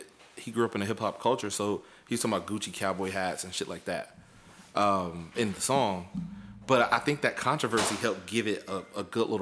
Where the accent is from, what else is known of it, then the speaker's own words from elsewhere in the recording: the South, United States; from the South